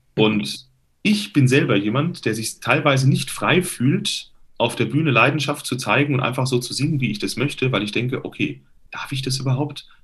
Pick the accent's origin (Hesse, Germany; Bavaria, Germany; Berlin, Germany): Hesse, Germany; Limburg an der Lahn; Das ist in der Nähe von Limburg, meiner Heimatstadt.